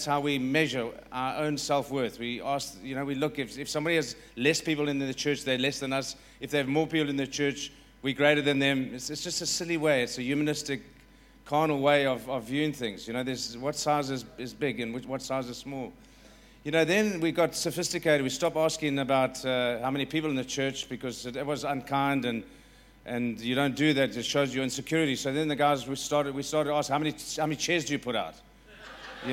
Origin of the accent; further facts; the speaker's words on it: South Africa; I'm going to try my best as a South African